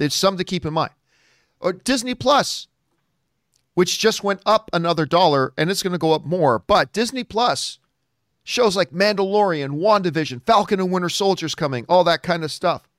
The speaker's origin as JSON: {"language": "English", "country": "Canada", "said": "I'm Canadian"}